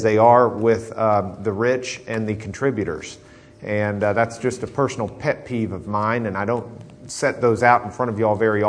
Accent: Lubbock, Texas, United States; moved away; we grew up in Lubbock

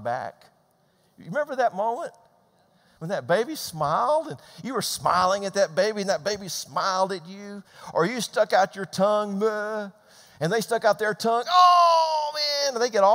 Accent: Georgia, United States; moved away as an adult; also born or lived in Midwest; We grew up in Georgia. That's where I'm from.

